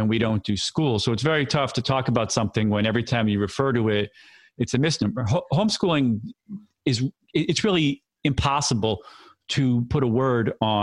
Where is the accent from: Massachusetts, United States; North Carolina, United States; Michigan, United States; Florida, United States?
Massachusetts, United States; moved away as an adult; also born or lived in Philadelphia, Pennsylvania; now in New York City, United States; I grew up in Massachusetts